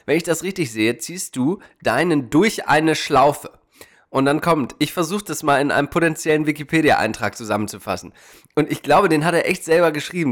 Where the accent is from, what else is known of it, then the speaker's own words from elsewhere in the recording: Germany; now in United States; bei uns läuft aber einiges daneben